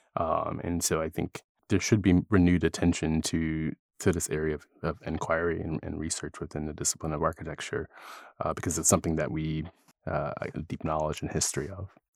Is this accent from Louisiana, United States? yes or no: no; Philadelphia, Pennsylvania, United States; moved away; also born or lived in California; I'm originally from Philadelphia and I grew up there